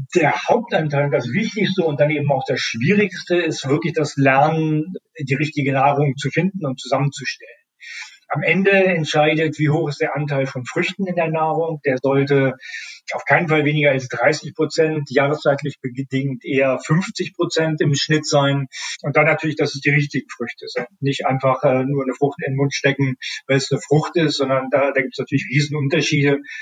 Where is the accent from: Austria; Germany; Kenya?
Germany; Northern Germany; ich komme aus Norddeutschland